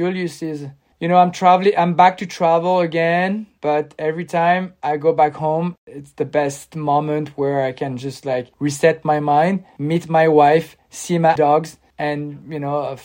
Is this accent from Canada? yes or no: no; Cannes, Provence-Alpes-Côte d'Azur, France; moved away as an adult; now in Normandy, France; I grew up in Cannes and I stayed my whole life there, like 35 years, mm-hmm. 36 years.